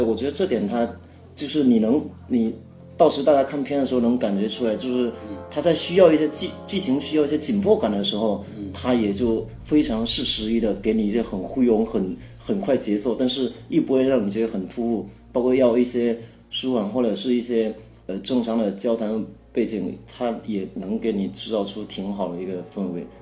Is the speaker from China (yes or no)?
yes; Fujian, China; 我是福建人，我是闽南人